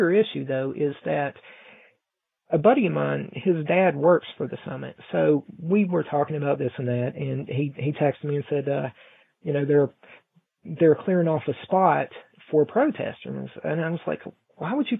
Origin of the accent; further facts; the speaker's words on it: Mount Hope, West Virginia, United States; The president came to my hometown, and we're a very small, I don't know how big Paris is, but we're a very small town here in Mount Hope